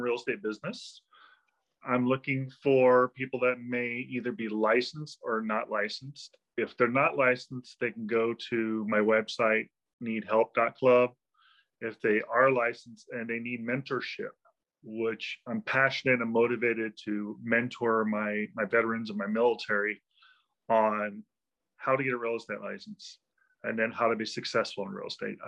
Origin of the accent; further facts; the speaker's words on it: Los Angeles, California, United States; I was born in North Hollywood, California, just over the hill from the valley, the San Fernando Valley, which is like you got Hollywood and right over the hill is North Hollywood. I was born there. I was raised in North Hollywood as well.